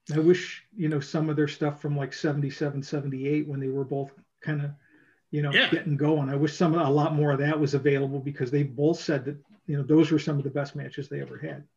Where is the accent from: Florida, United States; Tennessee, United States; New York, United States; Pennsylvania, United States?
New York, United States; Rochester; I I was growing up in Rochester, New York